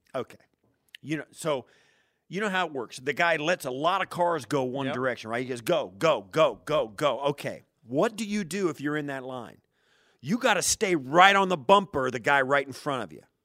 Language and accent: English; Western Kansas, United States; moved away; I grew up in Western Kansas